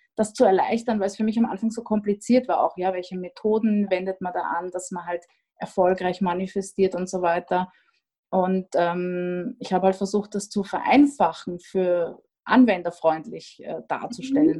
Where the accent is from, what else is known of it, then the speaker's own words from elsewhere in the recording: Austria; now in Vienna, Austria; ich bin Österreicherin